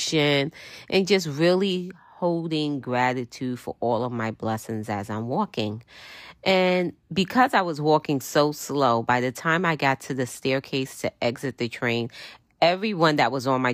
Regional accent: New York, United States

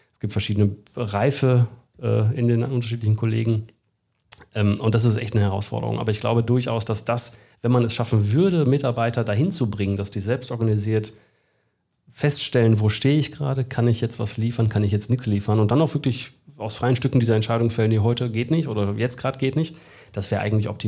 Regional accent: Bielefeld, North Rhine-Westphalia, Germany; also born or lived in Australia / Bavaria, Germany / England; Ich bin Bielefelder. Ich war aber zum Glück jahrelang auch woanders. Ich war ein paar Jahre in Australien, ich war ein paar Jahre in Bayern, das ist ja auch Ausland. Ich war in England ein Jahr

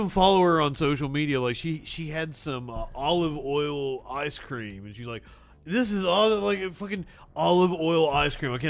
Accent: Appalachia, United States; I'm from Appalachia.

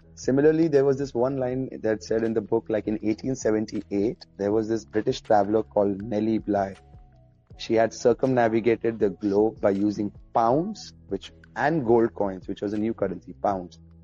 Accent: Oman; also born or lived in India; I was born in India but raised up in Oman

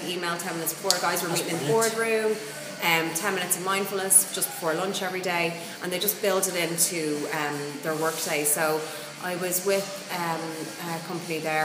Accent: Ireland; as Irish people, we tend to kind of go through the motions quite a lot

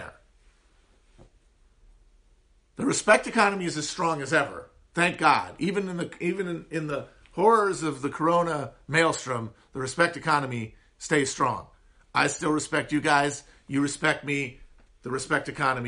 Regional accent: Upper Midwest, United States; accent: high nasal twang of the upper Midwest; I have one of the least appealing American accents, the high nasal twang of the upper Midwest

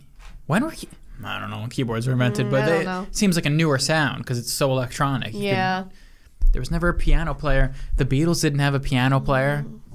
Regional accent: United States; As an American

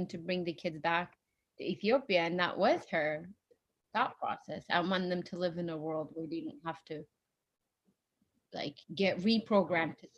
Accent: United States; But now I live in America. I grew up in America.

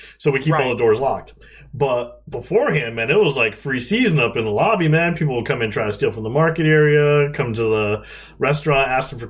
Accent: New Haven, Connecticut, United States; I'm from Howard Avenue in New Haven

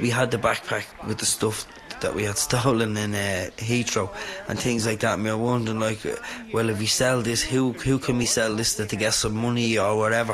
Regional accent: Dublin, Leinster, Ireland; I was born and bred in Dublin, reared in Cabra

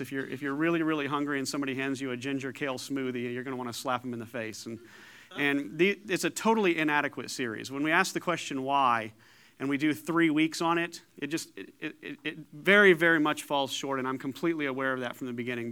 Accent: Paducah, Kentucky, United States; also born or lived in Danville, Illinois; born in Danville, Illinois, raised in Paducah, Kentucky

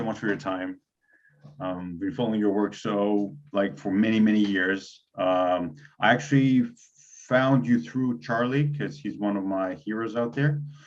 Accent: Greece; being Greek

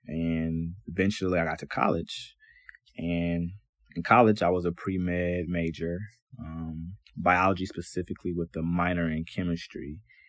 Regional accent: Cleveland, Ohio, United States; I was born and raised here in Cleveland, Ohio, and I'm the oldest of all my siblings.

